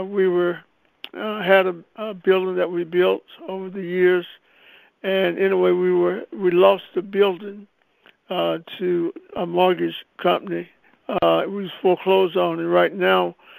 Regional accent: Anderson, South Carolina, United States; I was born in Anderson, South Carolina

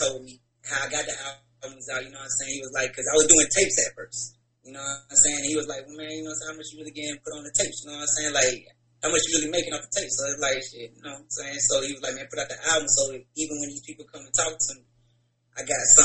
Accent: Warner Robins, Georgia, United States; now in Atlanta, United States; I'm from Warner Robins. You know what I'm saying? Warner Robins, Georgia.

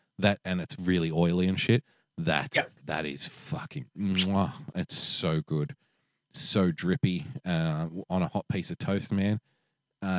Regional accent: Australia; years and years of being an Australian

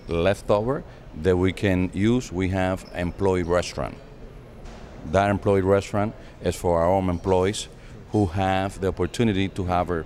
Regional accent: Houston, Texas, United States; also born or lived in New York; now in Dominican Republic; I was Dominican. I was born here. I was raised in Houston, Texas

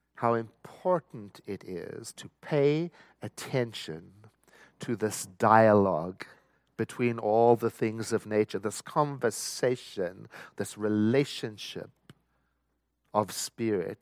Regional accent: South Africa; I was born and raised in South Africa

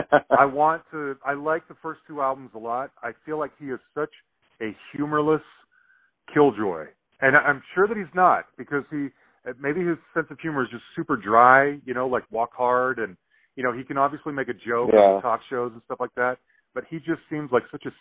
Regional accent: Salt Lake City, Utah, United States; growing up in Salt Lake

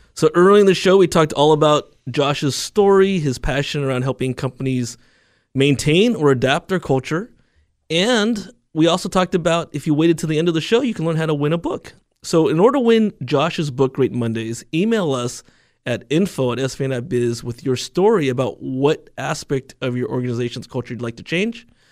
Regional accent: United States; it was difficult being Chinese American, and I always talk about my two cultures, 'cause one hundred percent American and one hundred percent Chinese

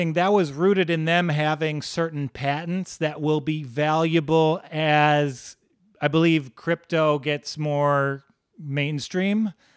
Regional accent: Midwest, United States; we're from the Midwest

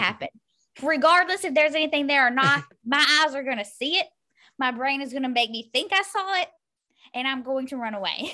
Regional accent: Louisville, Kentucky, United States; I'm from Louisville, Kentucky

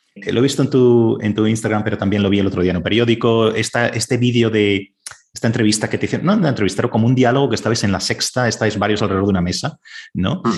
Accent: Valencia, Valencian Community, Spain; moved away as an adult; also born or lived in Madrid / Canada; yo soy de Valencia

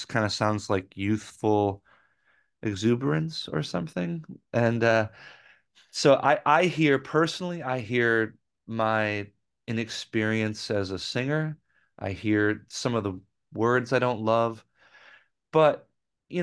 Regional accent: Rochester, New York, United States; moved away; I had been in a band back in my hometown in Rochester

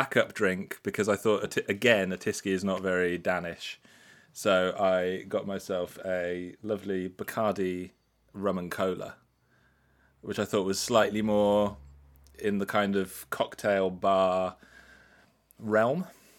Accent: Wolverhampton, West Midlands, United Kingdom; I'm from Wolverhampton, as is Nigel Slater

